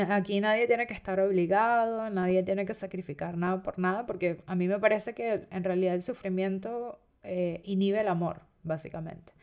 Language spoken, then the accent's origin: Spanish; Venezuela; moved away; independientemente de que yo haya nacido en Venezuela y que soy venezolano